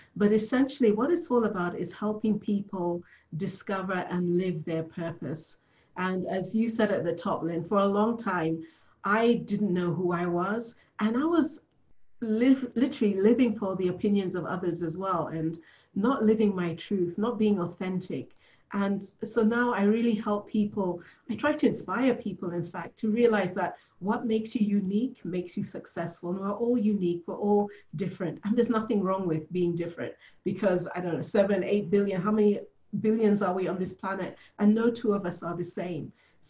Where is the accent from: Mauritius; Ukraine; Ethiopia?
Ethiopia; born there; also born or lived in United States / Germany / Kenya / England; So I was born in Ethiopia, which is in Africa. Then we moved to the US, and then we moved to Germany, then to Kenya, then to England, back to Ethiopia